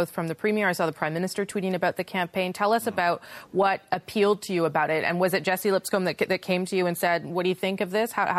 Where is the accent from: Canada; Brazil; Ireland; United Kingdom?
Canada; Winnipeg, Manitoba; my hometown, Winnipeg